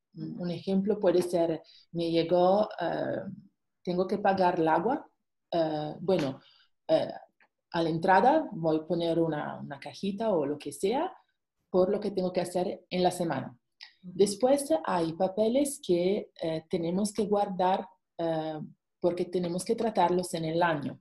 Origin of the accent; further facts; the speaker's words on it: Italy; Spanish is a second language; moved away as an adult; also born or lived in Luxembourg / Singapore; now in Mexico; soy italiana, pero por el trabajo de mi esposo nos viajamos muchísimo